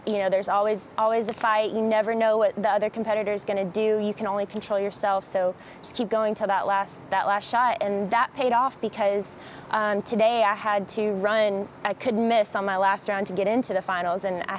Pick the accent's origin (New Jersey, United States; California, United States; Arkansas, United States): Arkansas, United States; I'm from Arkansas, so there's not much to do other than, you know, shoot and hunt